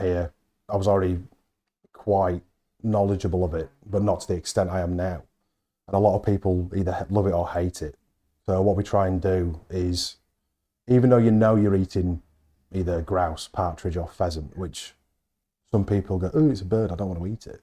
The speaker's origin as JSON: {"language": "English", "town": "Halifax", "region": "Yorkshire and the Humber", "country": "United Kingdom", "said": "I'm from Halifax"}